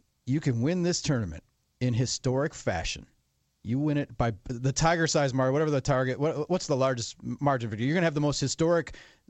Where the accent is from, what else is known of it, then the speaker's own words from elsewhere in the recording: Wisconsin, United States; moved away; my home state, Wisconsin